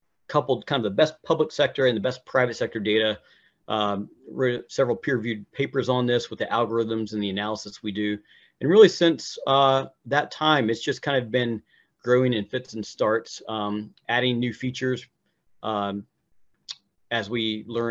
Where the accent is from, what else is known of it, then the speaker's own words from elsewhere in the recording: Hickory, North Carolina, United States; I grew up in Hickory, North Carolina